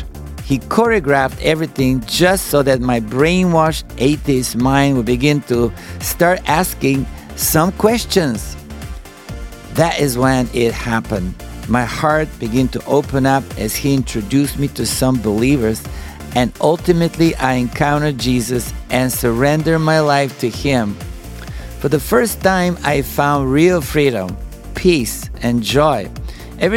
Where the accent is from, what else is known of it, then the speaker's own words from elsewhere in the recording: Bulgaria; English is a second language; moved away as an adult; now in United States; As you could tell by my accent, I'm not originally from the United States. I was born and raised in Bulgaria